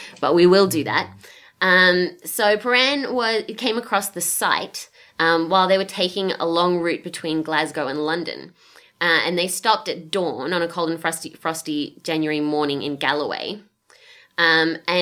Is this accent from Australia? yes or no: yes; Australia; moved away; As an Australian in the Northern Hemisphere